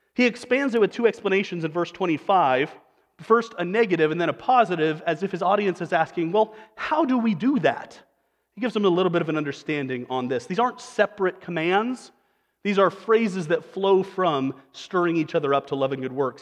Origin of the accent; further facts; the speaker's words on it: Western Nebraska, United States; moved away; I'm from Western Nebraska